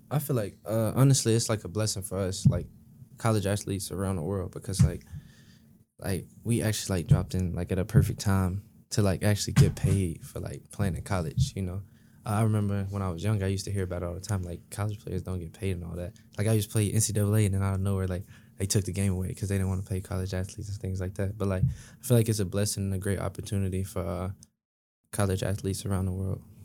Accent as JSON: {"language": "English", "town": "Memphis", "region": "Tennessee", "country": "United States", "moved": "yes", "lives_now": "East Lansing, United States", "said": "I'm from Memphis"}